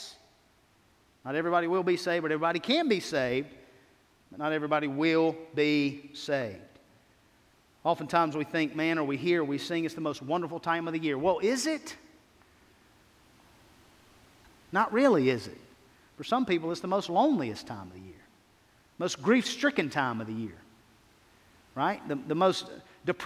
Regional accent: United States; I love being an American

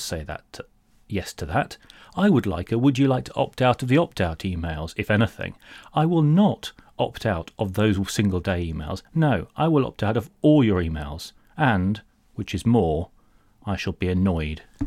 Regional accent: United Kingdom; I'm solid British

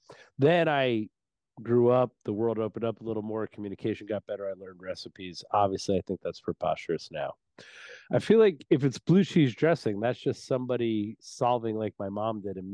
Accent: New Jersey, United States; But I'm from Jersey.

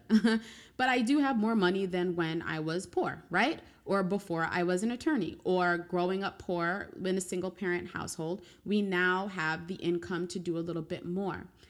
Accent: New York, United States; as a New Yorker

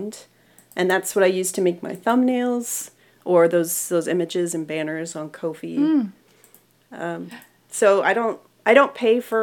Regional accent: Florida, United States; now in Georgia, United States; I'm from Florida originally

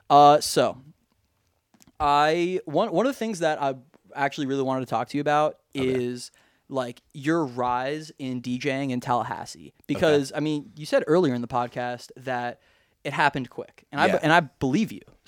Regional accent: Australia; accent: Australian; I hate when my Australian accent turns bad.

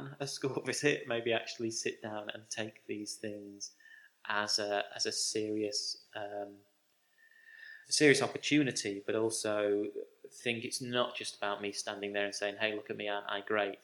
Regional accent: Grimsby, Yorkshire and the Humber, United Kingdom; my hometown of Grimsby

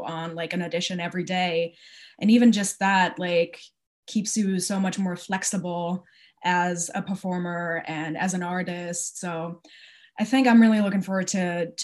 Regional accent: Wiesbaden, Hesse, Germany; moved away; I'm from Wiesbaden, which is close to Frankfurt

